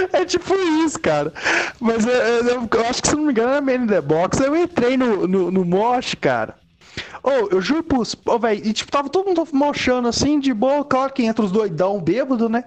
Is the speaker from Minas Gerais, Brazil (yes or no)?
yes; Ouro Branco, Minas Gerais, Brazil; Porque eu sou de Ouro Branco, né, cara? uma cidade pequenaça, né, cara? Não existe show de metal aqui